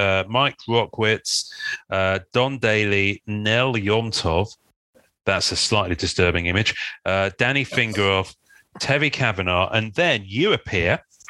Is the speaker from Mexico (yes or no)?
no; England, United Kingdom; as an English person